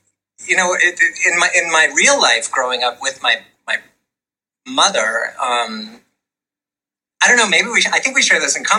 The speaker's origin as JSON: {"language": "English", "town": "Denver", "region": "Colorado", "country": "United States", "tie": "born or raised there", "also_born_or_lived": "Waterville, Maine / New York", "moved": "as an adult", "said": "So most of the kind of marquee moments of my youth, good and bad, happened in Denver."}